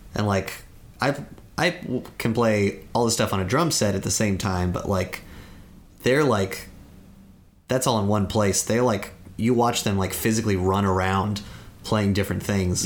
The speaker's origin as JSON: {"language": "English", "area": "Santa Cruz Mountains", "region": "California", "country": "United States", "moved": "as an adult", "lives_now": "Los Angeles, United States", "said": "I'm from the Santa Cruz Mountains"}